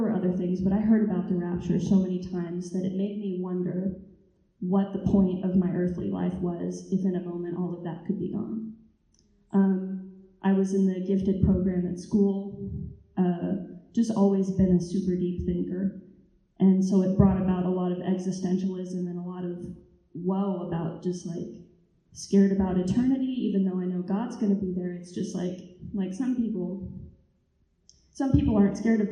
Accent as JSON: {"language": "English", "region": "Texas", "country": "United States", "tie": "born or raised there", "moved": "as an adult", "said": "I was raised in Texas"}